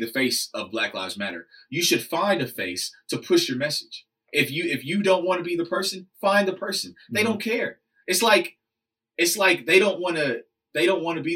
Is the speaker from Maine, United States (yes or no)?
no; Oklahoma City, Oklahoma, United States; I'm a schmuck from Oklahoma City